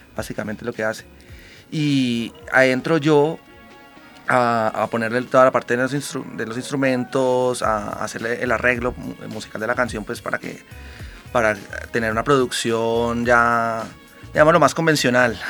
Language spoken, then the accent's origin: Spanish; Cali, Valle del Cauca, Colombia; nosotros somos de Cali